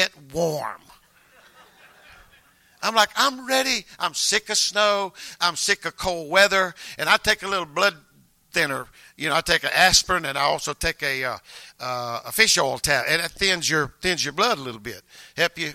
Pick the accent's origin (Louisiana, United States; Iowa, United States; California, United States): Louisiana, United States; North; moved away as an adult; now in Maryland, United States; we're both from North Louisiana.